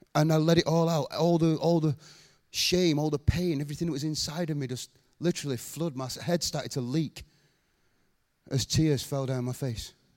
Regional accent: Rochdale, North West England, United Kingdom; I was born in Rochdale.

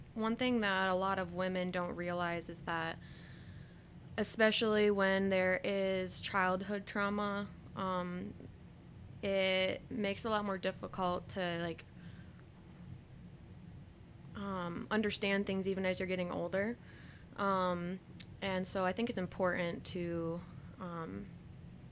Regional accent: Lansing, Michigan, United States; also born or lived in Pensacola / North Dakota; I was raised here in Lansing

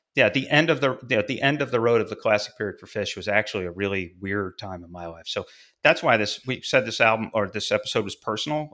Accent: Fulton, New York, United States; a little north of my hometown, uh, Fulton, New York

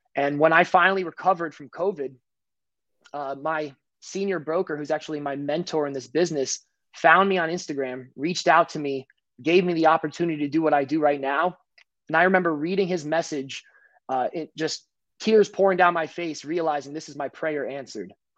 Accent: New Jersey, United States; I'm from New Jersey

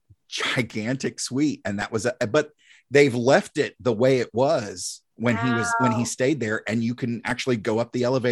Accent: Greer, South Carolina, United States; also born or lived in Taylors, South Carolina; We stayed there on Ike's Road in Taylor, South Carolina until I was eight. And then that's when we moved out to Greer.

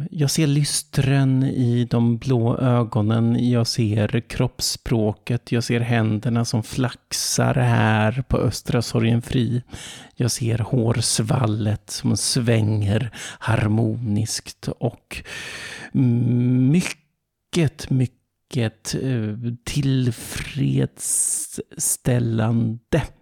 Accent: Finland; Och jag känner hur ilskan bubblar i min finlandssvenska kropp medan mina kreativitetsbegär dundrar ut i lemmarna.

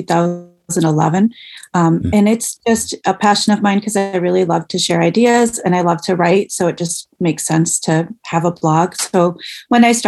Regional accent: Michigan, United States; moved away as an adult; now in Ohio, United States; I grew up in Michigan, and I went to college in Michigan.

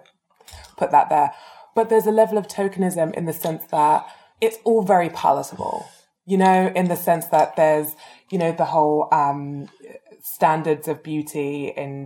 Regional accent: London, United Kingdom; from where I grew up in Edmonton, like Tottenham

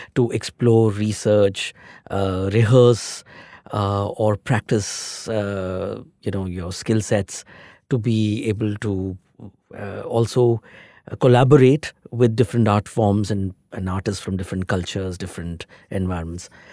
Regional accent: Delhi, India; now in Mumbai, India; I'm from, I'm basically from Delhi

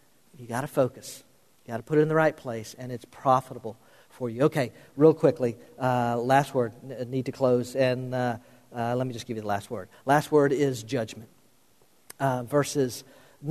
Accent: Florida, United States; the pastor I grew up under in Florida

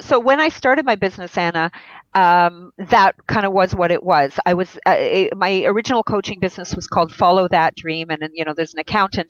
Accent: Israel; I was born in Israel

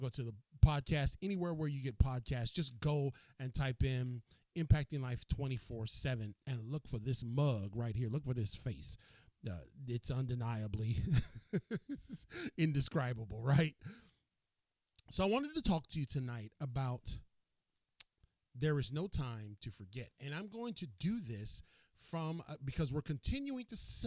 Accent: Cleveland, Ohio, United States; moved away; I am from Cleveland, Ohio. I'm originally from Cleveland.

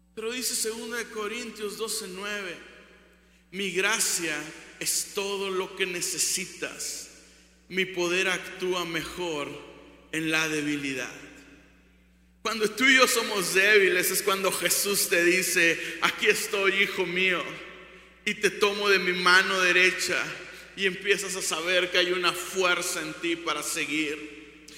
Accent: Ciudad Victoria, Tamaulipas, Mexico; Soy de Ciudad Victoria, de Tamaulipas, 523 kilómetros de aquí.

